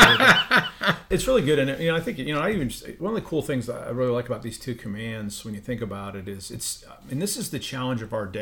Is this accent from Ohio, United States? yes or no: yes; Ohio, United States; I grew up in Ohio